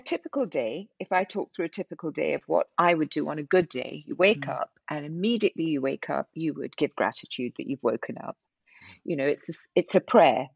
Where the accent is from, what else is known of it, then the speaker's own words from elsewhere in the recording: India; I'm I'm Indian